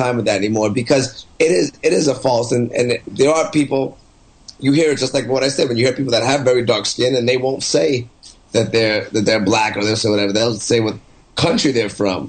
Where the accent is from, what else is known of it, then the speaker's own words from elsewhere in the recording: Canada; I'm Canadian, but their skin's dark.